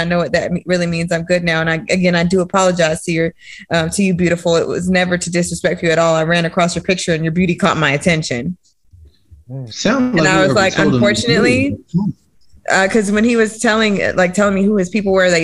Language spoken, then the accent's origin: English; Durham, North Carolina, United States; I'm from Durham myself